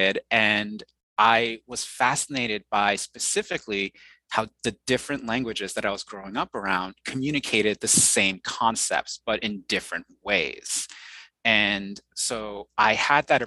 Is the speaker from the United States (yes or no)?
yes; New York City, New York, United States; first language Mandarin Chinese; English is a second language; So I was born in Queens, New York, and I was raised in the New York City area and the suburbs as well